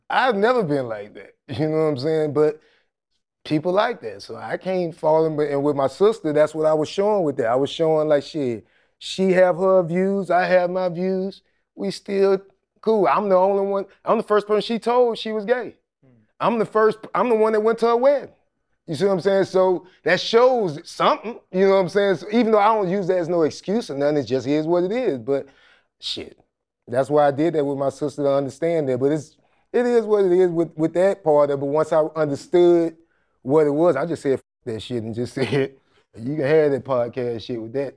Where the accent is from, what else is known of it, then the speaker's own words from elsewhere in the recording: Jacksonville, Florida, United States; moved away; also born or lived in Atlanta; Like, I grew up in the hood